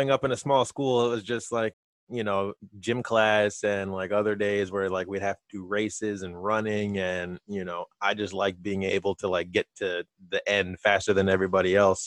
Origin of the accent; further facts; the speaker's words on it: Vineland, New Jersey, United States; I grew up in a small town called Vineland. It's in southern New Jersey